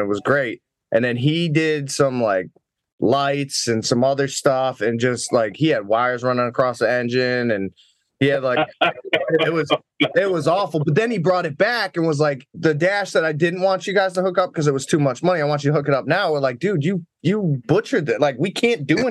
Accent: Springfield, Massachusetts, United States; growing up as a kid, I grew up a little bit in Springfield, but then moved just outside of the suburbs of Springfield.

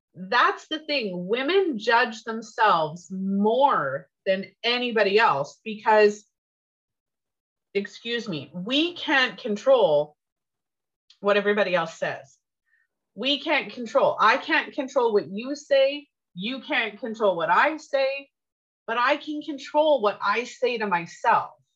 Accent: Canada; I'm Canadian and I tried to learn French

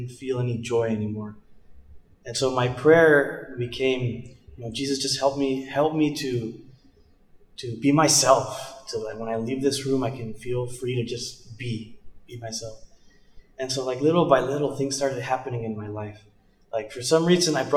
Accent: Idaho, United States; moved away as an adult; also born or lived in California; now in Hillsboro, United States; I was born in California, but I grew up in Idaho.

